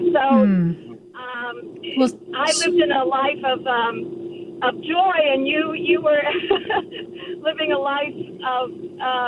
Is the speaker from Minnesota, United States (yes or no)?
no; Durham, North Carolina, United States; I was raised in Durham, North Carolina